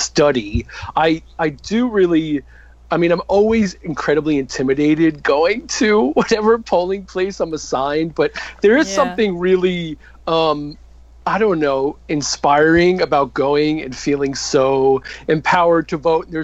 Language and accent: English; United States; I'm an American. I'm here. I'm a gay American.